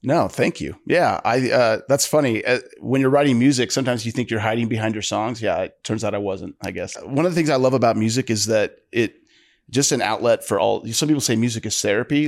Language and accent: English; northeastern Ohio, United States; my dad worked in a steel mill, uh, you know, I'm from Ohio, northeastern Ohio